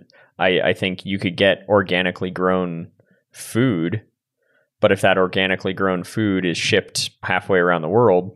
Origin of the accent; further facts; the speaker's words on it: the Bay Area, California, United States; I grew up in the Bay Area